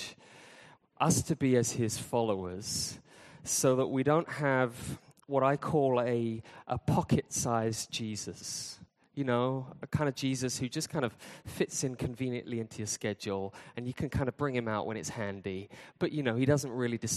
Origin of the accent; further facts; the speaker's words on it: United Kingdom; I'm from Britain